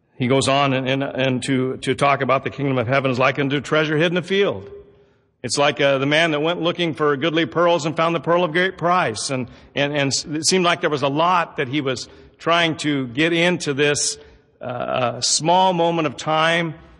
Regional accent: Southern Oregon, United States; also born or lived in Roseburg; Growing up in Southern Oregon, we, it's an agricultural area

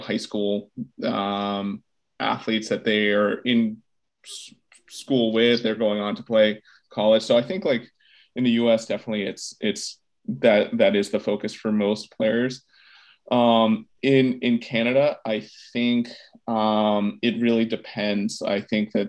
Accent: United States; as an American

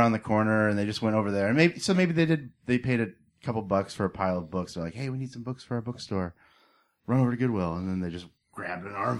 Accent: Pasco, Washington, United States; also born or lived in Seattle; I grew up out here. I'm from Seattle originally. I grew up on the other side of the state in the Tri-Cities where I went to Pasco High School.

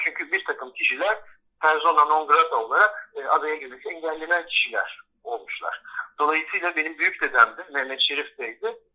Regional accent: Bozcaada, Çanakkale, Turkey; bizim aile eski adalıların yeni olanlarından bile sayılabilir. Çünkü bizim adaya gelişimiz 1700'lerin sonuyla 1800'lerin başı arasında gerçekleşiyor

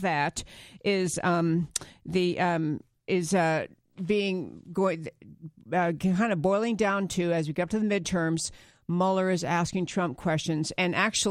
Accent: New York, United States; I grew up in New York

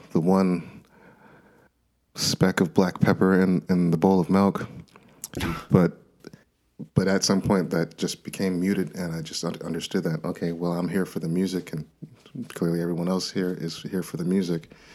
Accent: Minnesota, United States; I was born and raised in Minnesota

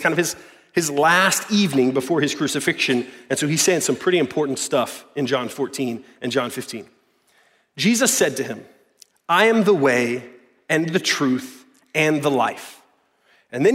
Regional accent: the South, United States; I was born into in the South, in good old America

